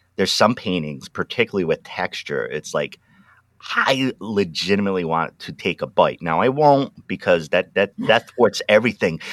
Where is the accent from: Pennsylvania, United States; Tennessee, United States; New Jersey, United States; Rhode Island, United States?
Rhode Island, United States; Pawtucket; also born or lived in New England; now in Willamette Valley, Oregon, United States; I was born in Pawtucket, Rhode Island